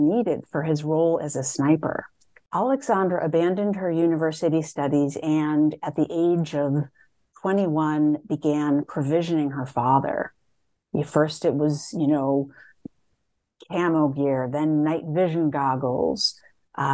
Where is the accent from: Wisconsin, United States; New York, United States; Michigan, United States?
Wisconsin, United States; Madison; I grew up in a very diverse neighborhood in Madison, Wisconsin